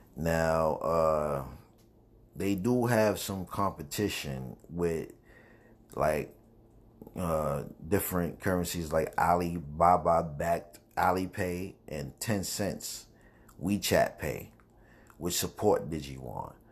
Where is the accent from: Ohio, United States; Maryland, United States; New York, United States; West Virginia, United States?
New York, United States; New York City; now in North Carolina, United States; I'm from New York, Brooklyn, New York, but I'm, I'm in North Carolina now